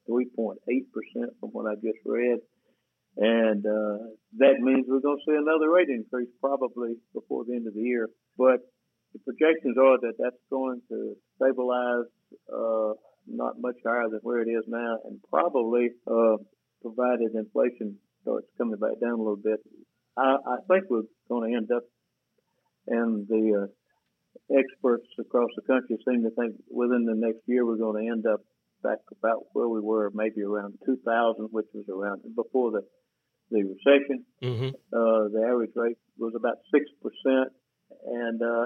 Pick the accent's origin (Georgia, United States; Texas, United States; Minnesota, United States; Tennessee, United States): Georgia, United States; Ashburn; moved away as an adult; also born or lived in Atlanta, Georgia; I was raised in Ashburn, Georgia